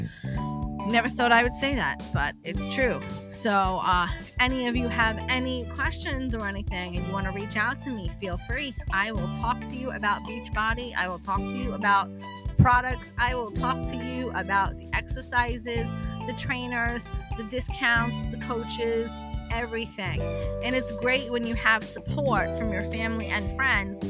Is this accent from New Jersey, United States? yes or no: yes; New Jersey, United States; I'm from New Jersey